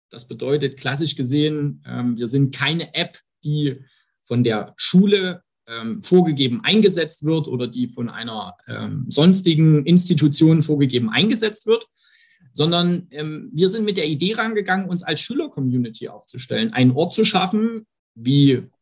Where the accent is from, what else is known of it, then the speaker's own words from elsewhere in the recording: Saxony, Germany; Ähm, am Ende, klar, ich stamme aus dem, aus dem Herzen Sachsens, ähm, habe dort 2008 mein, mein Studium an der TU Dresden angefangen